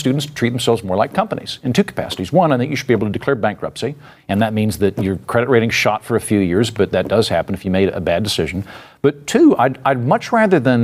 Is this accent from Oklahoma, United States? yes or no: yes; Oklahoma, United States; moved away; she's from my old neighborhood. We're both from Oklahoma